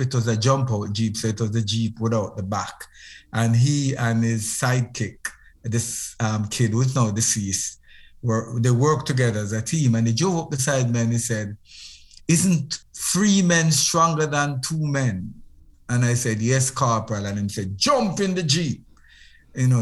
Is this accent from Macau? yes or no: no; Moreland Hill, Westmoreland, Jamaica; I was born in Moreland Hill, in uh, Westmoreland, in Jamaica. And I, I left Westmoreland when I was very young.